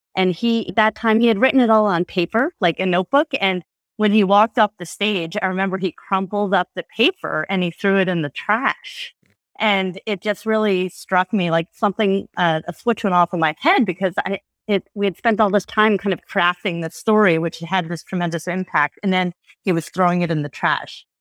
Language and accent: English; suburb of New York, United States; I grew up in a pretty homogeneous suburb of New York